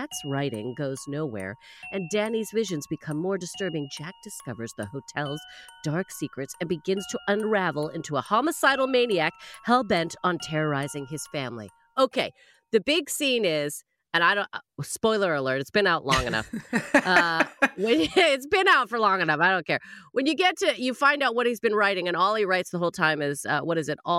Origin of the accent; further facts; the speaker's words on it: Canada; as a Canadian